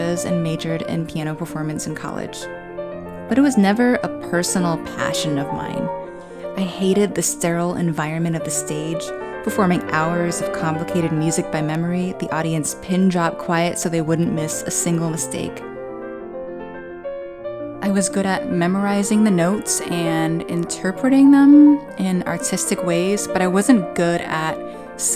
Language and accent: English; South Brunswick, New Jersey, United States; I was born and raised in South Brunswick, New Jersey